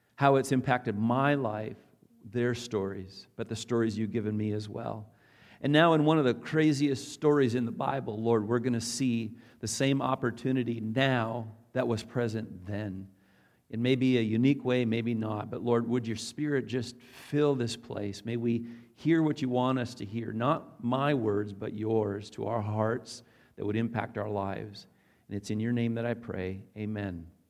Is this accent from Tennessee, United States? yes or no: no; North Dakota, United States; I'm a North, North Dakota farm boy, uh, born and raised